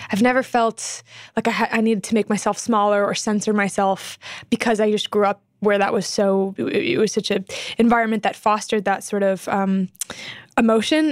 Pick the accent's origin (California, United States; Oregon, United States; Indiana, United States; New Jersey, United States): California, United States; Temecula; I was born in Temecula, California, which is about two hours out of L